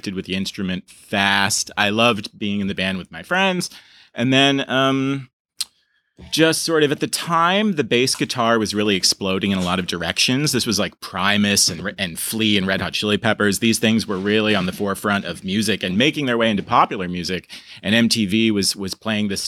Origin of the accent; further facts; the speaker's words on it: Burlington, Vermont, United States; I was born in Burlington, Vermont. My father was from Armenia. My mother was from sort of rural Vermont, and grew up a very normal kind of Vermont life.